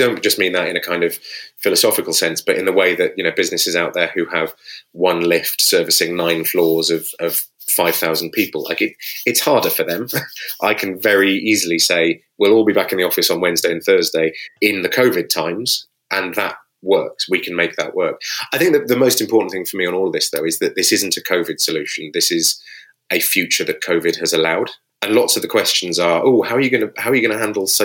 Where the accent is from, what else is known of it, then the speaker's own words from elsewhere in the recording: United Kingdom; we're British